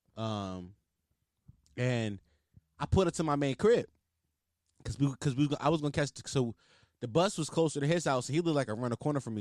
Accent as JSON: {"language": "English", "town": "Philadelphia", "region": "Pennsylvania", "country": "United States", "accent": "Philly", "said": "I just went heavy into my Philly accent. Sometimes it just be popping out of me"}